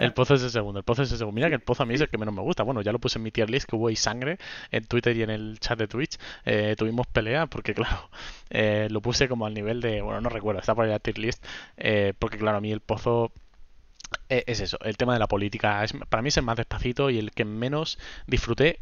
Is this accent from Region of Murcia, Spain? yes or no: yes; Region of Murcia, Spain; yo soy de Murcia, de, concretamente de una ciudad de, la región de Murcia